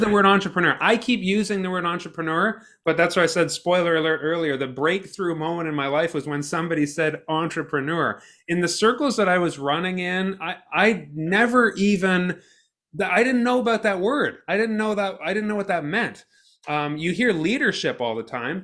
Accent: Ottawa, Ontario, Canada; I grew up in Ottawa

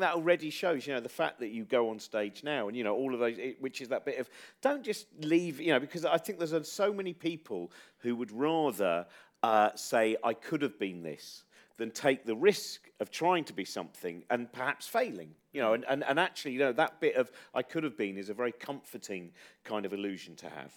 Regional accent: Chiltern Hills, South East England, United Kingdom; where I was brought up is in the Chiltern Hills

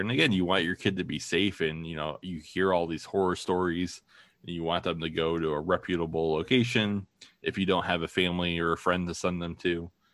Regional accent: Toledo, Ohio, United States; also born or lived in Maine / Madison, Wisconsin; my wife and I are both from Toledo, more or less. Uh, you know, I was born in Maine, but I still just tell people I'm from Toledo.

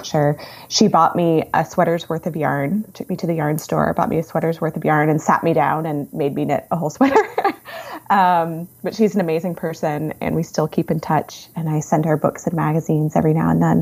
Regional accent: suburbs of Washington, D.C., Virginia, United States; I grew up in the suburbs of Washington, D.C.

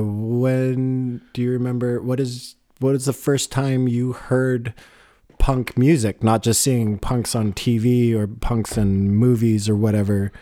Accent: Boulder, Colorado, United States; Wax Tracks Records in Boulder, my hometown

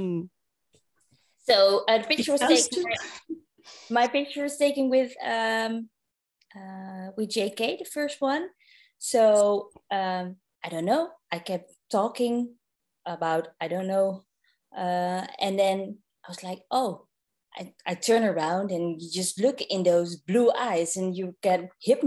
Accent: Netherlands; I was from Holland

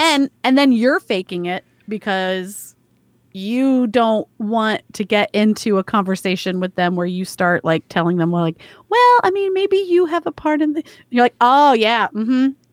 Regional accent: the South, United States; growing up in the South

